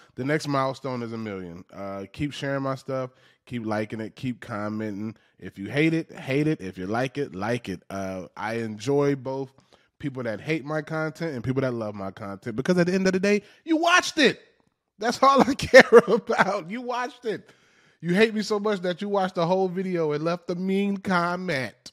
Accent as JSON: {"language": "English", "town": "Macon", "region": "Georgia", "country": "United States", "tie": "born or raised there", "said": "I was raised in Macon, Georgia."}